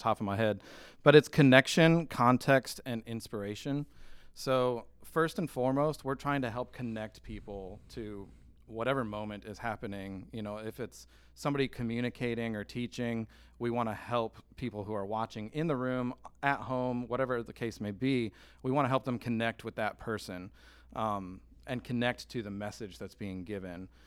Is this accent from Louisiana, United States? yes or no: no; Michigan, United States; moved away; I'm from Michigan